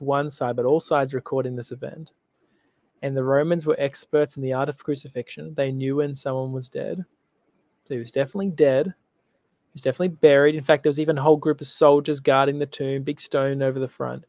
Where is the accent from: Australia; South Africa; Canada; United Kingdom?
Australia; I'm from Australia